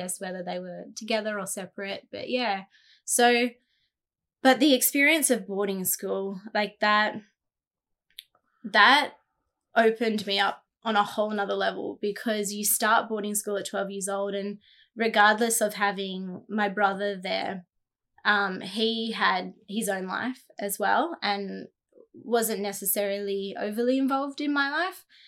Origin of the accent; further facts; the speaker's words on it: Jindabyne, New South Wales, Australia; growing up in Jindabyne